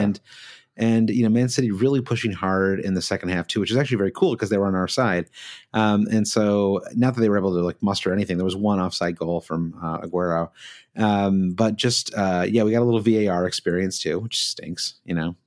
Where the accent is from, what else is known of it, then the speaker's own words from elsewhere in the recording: Michigan, United States; we grew up in Michigan, where you've got Tiger Stadium